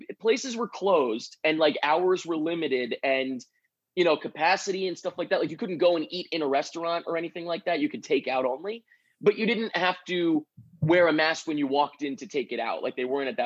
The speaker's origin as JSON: {"language": "English", "area": "Long Island", "region": "New York", "country": "United States", "tie": "born or raised there", "also_born_or_lived": "Manhattan, New York", "said": "I grew up on Long Island, which is like a little bit out of the city there."}